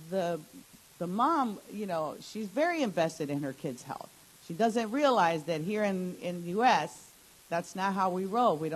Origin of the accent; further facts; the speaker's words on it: Bolivia; also born or lived in United States; now in West Virginia, United States; I was born here in the U.S., but I grew up in South America and then came back to the U.S. So it was kind of different, you know. And as a Latina with, um, you know, parents from South America, being here in the U.S.